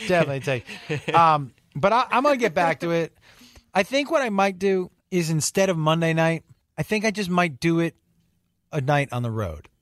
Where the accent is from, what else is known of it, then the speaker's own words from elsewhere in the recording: Western Massachusetts, United States; I'm from Western Mass, but that, that's kind of, blue collar is kind of my feel